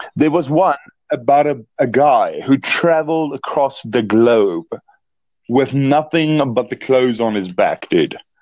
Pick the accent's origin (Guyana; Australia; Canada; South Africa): South Africa; I'm from South Africa.